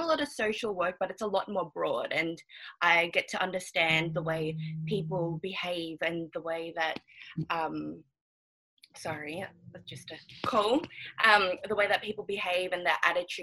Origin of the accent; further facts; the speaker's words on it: Melbourne, Victoria, Australia; also born or lived in Auckland, New Zealand; I was born in Auckland, New Zealand, but I've been living in Melbourne for ever since I could remember